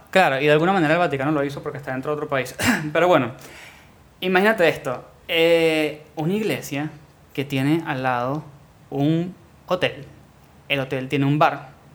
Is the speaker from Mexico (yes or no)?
no; Venezuela; moved away; vengo de Venezuela